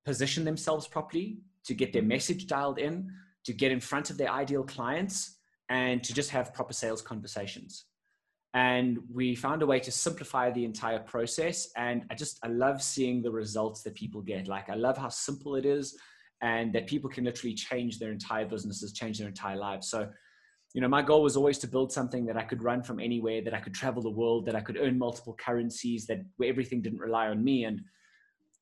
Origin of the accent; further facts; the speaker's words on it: Johannesburg, Gauteng, South Africa; I'm in Johannesburg, South Africa. Born here, grown up here most of my life